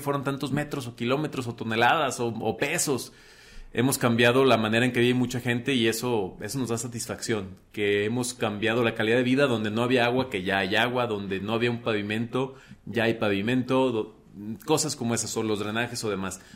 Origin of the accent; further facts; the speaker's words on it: Teocaltiche, Jalisco, Mexico; also born or lived in Aguascalientes; Nací, bueno, con muchos teocaltichenses en un hospital en Aguascalientes, pero soy de Teocaltiche, Jalisco